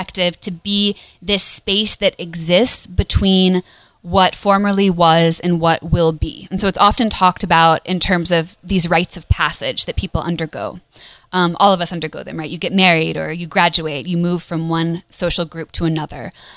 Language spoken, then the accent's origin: English; United States; as an American